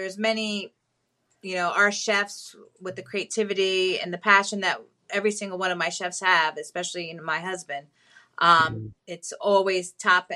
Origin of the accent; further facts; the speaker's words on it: Hawthorne, New Jersey, United States; moved away as an adult; now in Florida, United States; I was from Hawthorne, New Jersey